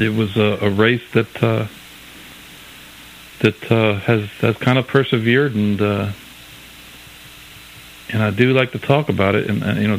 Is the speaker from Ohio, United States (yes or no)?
no; Saratoga Springs, New York, United States; growing up in Saratoga